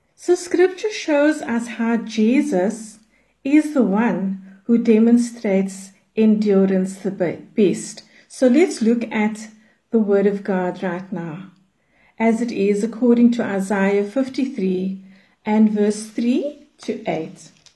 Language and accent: English; Cape Town, Western Cape, South Africa; I'm from Cape Town in South Africa.